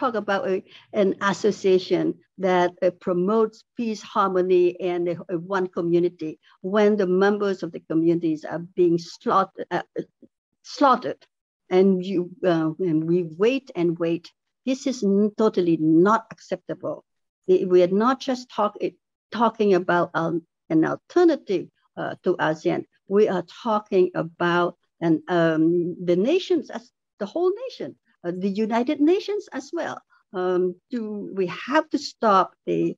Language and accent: English; Cambodia; moved away; I come from Cambodia. There was a spillover of refugees from Cambodia during the genocide years from 75 to 79 in Cambodia. I'm part of the refugee populations that from that crisis